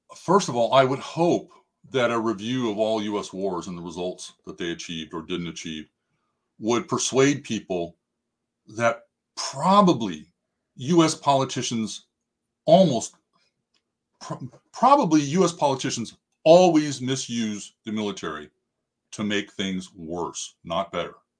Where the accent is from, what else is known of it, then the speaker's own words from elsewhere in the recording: United States; we as the American people